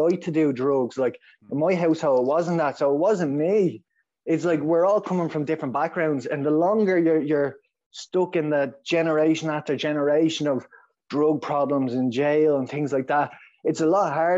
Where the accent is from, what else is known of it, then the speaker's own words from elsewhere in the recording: Dublin, Leinster, Ireland; accent: Dublin; I grew up in Dublin.